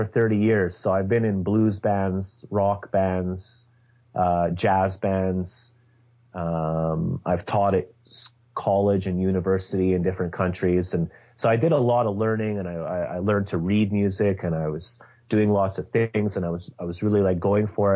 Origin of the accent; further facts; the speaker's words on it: Scotland, United Kingdom; I was born in Scotland in 1974